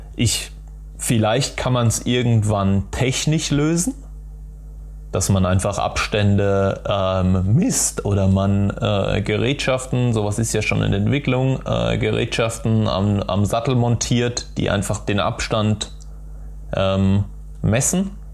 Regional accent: Dreieich, Hesse, Germany; also born or lived in Darmstadt; ich bin in Dreiser aufgewachsen

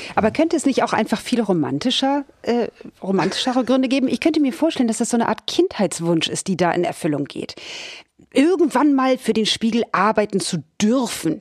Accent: Hamburg, Germany; ich bin ja gebürtige Hamburgerin

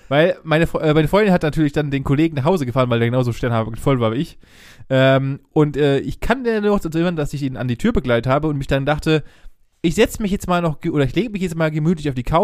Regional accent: Ditzingen, Baden-Württemberg, Germany; wir haben uns in meinem Heimatdorf hier in Ditzingen, haben wir uns rumgetrieben

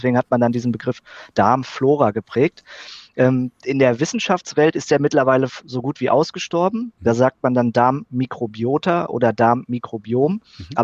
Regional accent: North Rhine-Westphalia, Germany; dann bin ich auf ein kleines Unternehmen im Sauerland, also in meiner Heimat, äh, aufmerksam geworden

